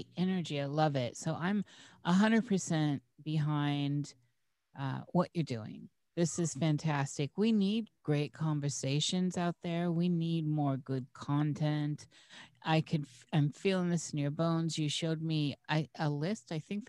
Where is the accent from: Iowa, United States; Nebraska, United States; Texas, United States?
Iowa, United States; I was born in the United States, in Iowa